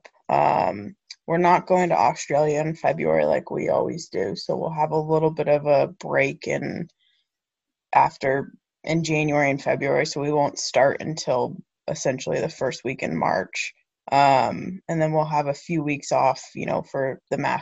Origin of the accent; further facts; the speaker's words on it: Arizona, United States; also born or lived in Las Vegas, Nevada; I was born and raised in Arizona.